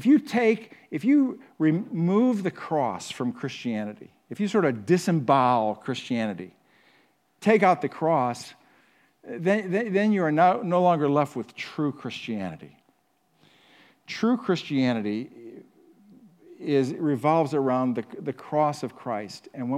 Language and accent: English; Huron, United States; So I was raised in Huron, and my parents were just really good about taking us to church at a small church in Huron every week.